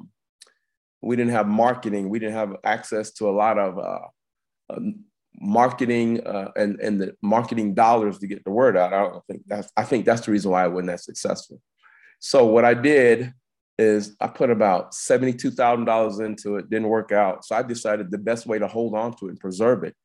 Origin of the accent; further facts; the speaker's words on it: South Carolina, United States; I'm an inventor from South Carolina